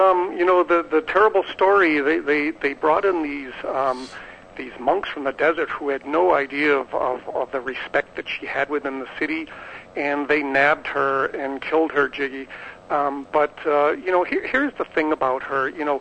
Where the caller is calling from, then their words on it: San Diego, California, United States; I'm calling from Boston, and I'll be back soon to San Diego.